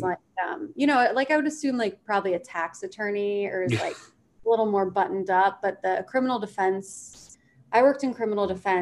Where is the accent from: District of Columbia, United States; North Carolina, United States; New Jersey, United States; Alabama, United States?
District of Columbia, United States; Washington; I grew up in Washington, D.C., which is a very work hard, play hard culture.